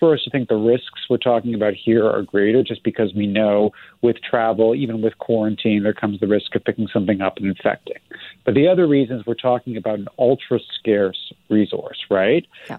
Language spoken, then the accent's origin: English; Canada; now in United States; And I'm also a Canadian citizen, a dual citizen. I grew up in Canada and I've been living in the States.